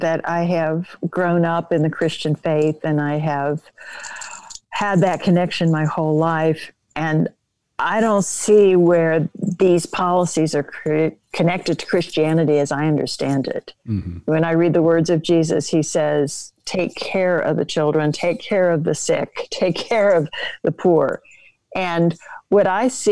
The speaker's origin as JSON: {"language": "English", "region": "New York", "country": "United States"}